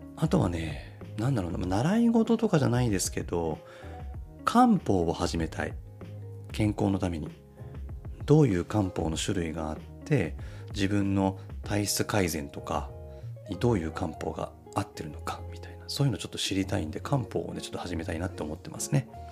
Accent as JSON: {"language": "Japanese", "region": "Nagano", "country": "Japan", "tie": "born or raised there", "moved": "yes", "said": "僕地元が長野なんでね、まあ、僕が子供の頃は長野もすごい雪降ってたんですよ"}